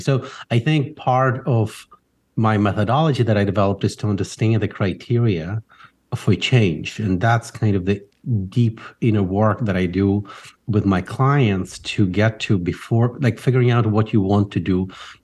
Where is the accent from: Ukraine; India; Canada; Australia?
Ukraine; now in United States; I grew up in Ukraine